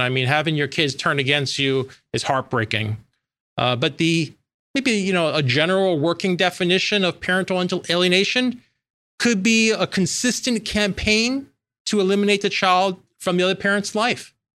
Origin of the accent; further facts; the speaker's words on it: New York, United States; I'm from New York